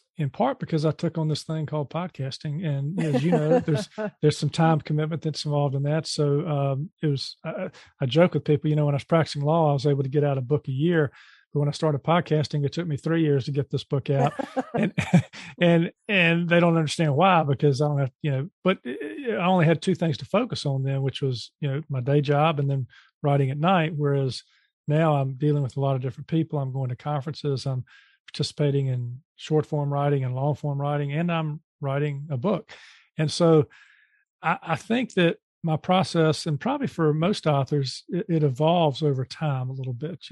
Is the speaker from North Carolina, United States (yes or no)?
yes; Charlotte, North Carolina, United States; in my hometown here, Charlotte, North Carolina